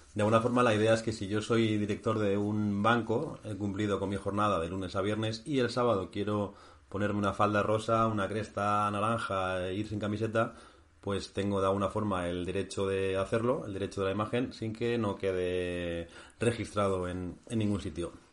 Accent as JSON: {"language": "Spanish", "region": "Basque Country", "country": "Spain", "moved": "yes", "said": "con mi tierra, con Euskadi"}